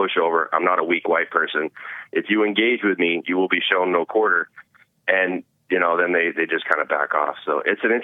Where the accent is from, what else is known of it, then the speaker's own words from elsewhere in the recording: California, United States; I was from California